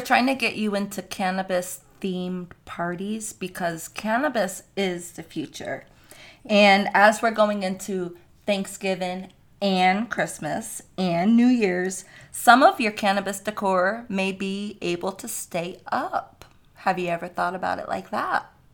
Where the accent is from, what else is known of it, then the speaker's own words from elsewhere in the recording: New York, United States; I'm from New York